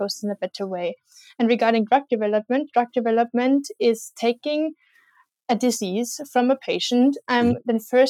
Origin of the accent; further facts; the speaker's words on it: Austria; I come from Austria